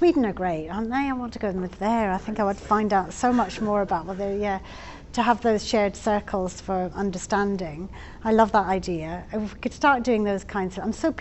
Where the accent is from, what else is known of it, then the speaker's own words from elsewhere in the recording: Scotland, United Kingdom; now in England, United Kingdom; I'm Scottish